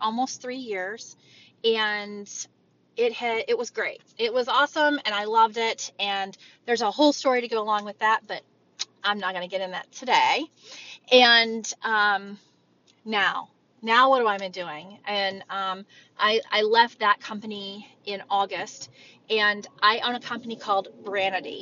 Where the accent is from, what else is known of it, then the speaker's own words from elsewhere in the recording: Texas, United States; moved away as an adult; also born or lived in Oklahoma; now in Ohio, United States; My husband and I was born in Texas and raised there